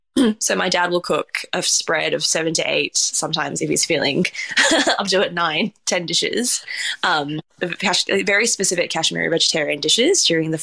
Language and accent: English; Singapore; born there; We're a very mixed family. I was born in Singapore as well.